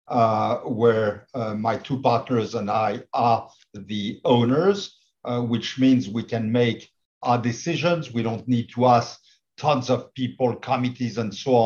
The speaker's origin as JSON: {"language": "English", "town": "Paris", "region": "Île-de-France", "country": "France", "also_born_or_lived": "California", "moved": "as an adult", "said": "basically I'm a Parisian. I did my medical studies in Paris."}